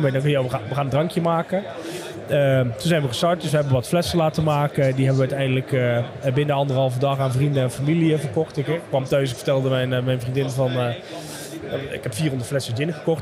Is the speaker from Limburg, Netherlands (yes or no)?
yes; Limburg, Netherlands; moved away; also born or lived in Amsterdam; als Limburger. Al, al, alhoewel ik 13 jaar in Amsterdam gewoond heb.